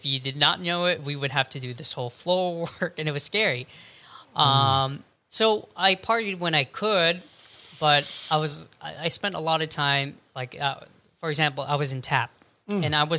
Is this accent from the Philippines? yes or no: yes; Philippines; ako. I'm Filipino.